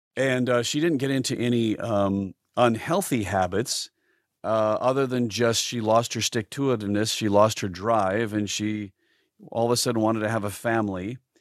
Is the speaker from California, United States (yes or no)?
no; South Dakota, United States; moved away; growing up in South Dakota as a as a creative uh, person is uh, rather tough